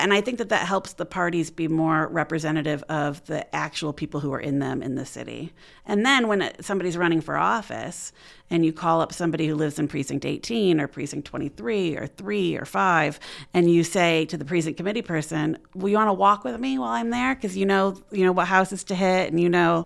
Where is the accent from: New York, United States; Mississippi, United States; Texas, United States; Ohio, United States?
New York, United States; Auburn; moved away as an adult; also born or lived in Philadelphia, Pennsylvania; now in Muncie, United States; I'm from Auburn, New York, in the Finger Lakes area.